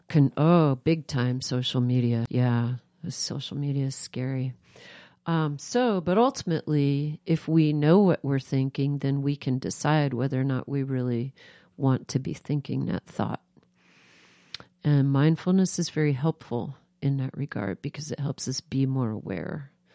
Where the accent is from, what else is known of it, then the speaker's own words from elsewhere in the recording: New York, United States; now in Moscow, Idaho, United States; I grew up East Coast urban, I grew up in New York